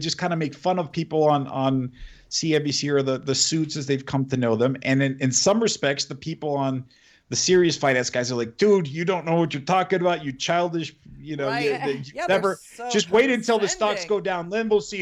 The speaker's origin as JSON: {"language": "English", "country": "Mexico", "tie": "born or raised there", "also_born_or_lived": "United States", "moved": "yes", "said": "I was born and raised in Mexico for a few years, and I lived in the U.S."}